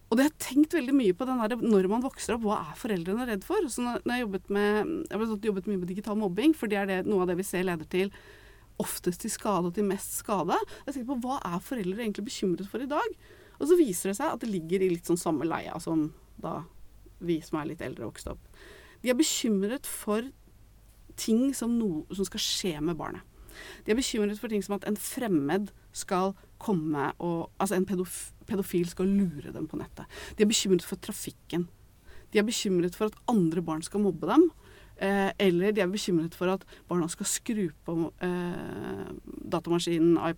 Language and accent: Norwegian; Eastern Norway, Norway; jeg er fra Østlandet, så da var det generelt så var det også sånn ikke vær sammen med folk fra Kolbotn.